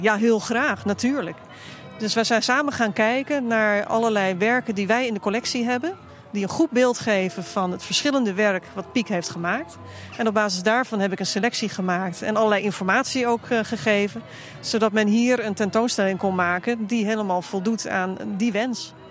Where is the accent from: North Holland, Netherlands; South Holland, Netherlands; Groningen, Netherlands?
North Holland, Netherlands; Haarlem; ik ben geboren in Haarlem op de grens met Overveen.